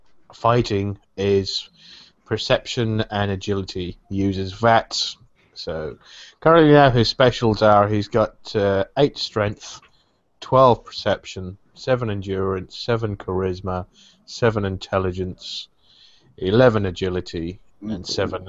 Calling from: Essex, East of England, United Kingdom; I'm calling in from Essex in England.

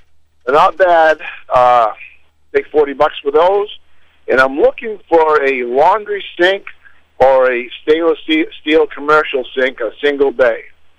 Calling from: Livermore, United States

